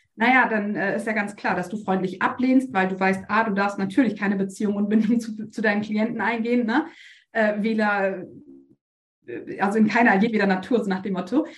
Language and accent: German; Bremen, Germany; ich komme aus Bremen